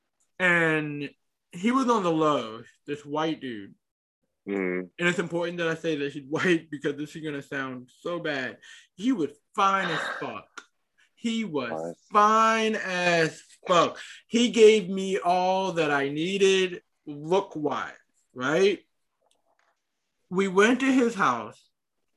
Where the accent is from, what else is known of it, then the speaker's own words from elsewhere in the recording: Charlotte, North Carolina, United States; also born or lived in Raleigh, North Carolina; I was born in Charlotte